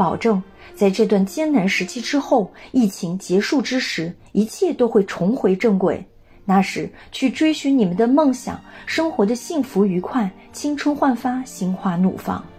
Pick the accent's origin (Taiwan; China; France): France; Chinese is a second language; 作为法国人，我的心跳节奏不但与法国同频，也和中国共振，那个我深爱的美丽的国度。